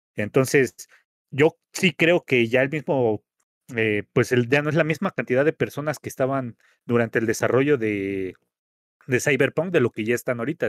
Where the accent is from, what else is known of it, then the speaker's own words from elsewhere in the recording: Mexico; como mexicanos